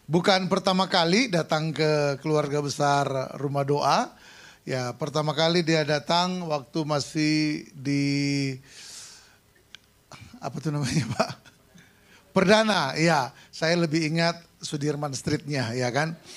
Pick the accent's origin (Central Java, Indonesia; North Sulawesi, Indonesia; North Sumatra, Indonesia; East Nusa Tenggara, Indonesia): North Sulawesi, Indonesia; Sangihe; Di kampung saya di Sangihe sana acara dan semarak Natal dan tahun baru baru selesai tanggal 31 Januari.